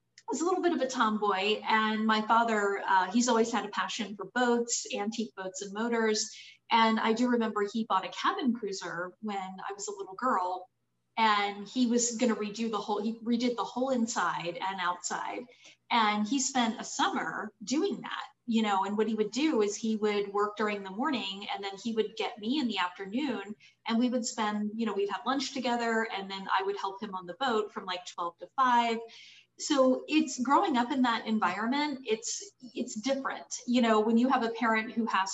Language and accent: English; Florida Panhandle, United States; also born or lived in Harford County, Maryland / Jacksonville, Florida; now in Orlando, United States; I was born in Maryland, outside of Baltimore in Harford County. My family moved to Florida when I was only 12, so I do consider myself a native Floridian. And I grew up in the Panhandle area